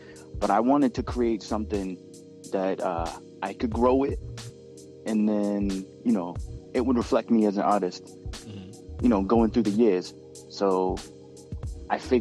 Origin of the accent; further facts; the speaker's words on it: Boston, Massachusetts, United States; I'm from Boston